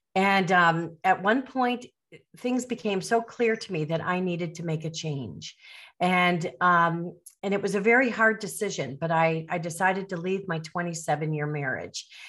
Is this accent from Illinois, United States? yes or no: yes; Chicago suburbs, Illinois, United States; moved away as an adult; now in Caribbean; I'm from the Chicago suburbs